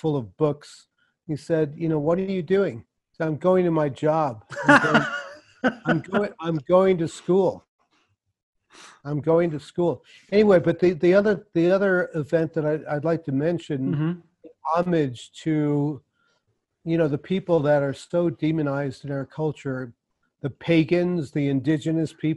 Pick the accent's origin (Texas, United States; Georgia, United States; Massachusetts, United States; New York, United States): New York, United States; I grew up in New York